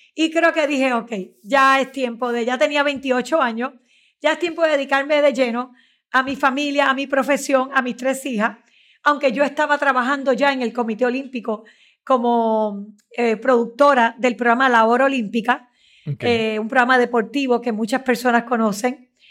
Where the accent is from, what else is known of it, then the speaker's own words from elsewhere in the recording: Puerto Rico; yo soy de las que tiene una fe en los puertorriqueños, una fe en mi pueblo